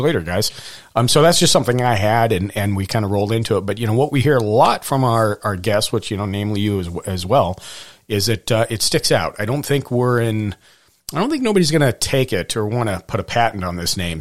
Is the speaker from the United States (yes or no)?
yes; Montana, United States; I was born in Montana